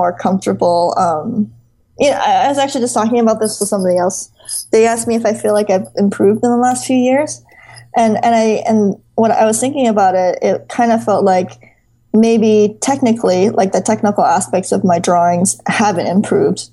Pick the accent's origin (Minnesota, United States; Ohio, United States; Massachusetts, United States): Minnesota, United States; moved away; also born or lived in Pennsylvania; I consider Minnesota my hometown